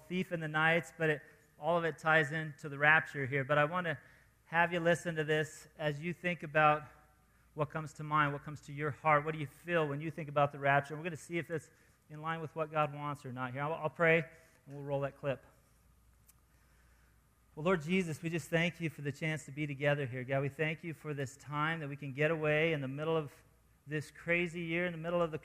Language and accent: English; New Mexico, United States; moved away as an adult; now in Colorado, United States; we're from New Mexico. Grew up in New Mexico. I was born there, lived there 23 years before moving to Colorado.